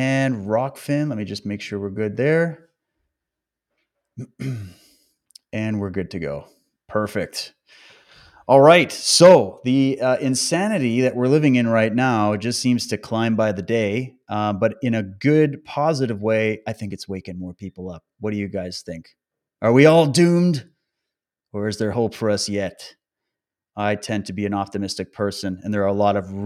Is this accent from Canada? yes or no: yes; Canada; also born or lived in British Columbia; my home country, Canada, and even focusing in on British Columbia, the province where I live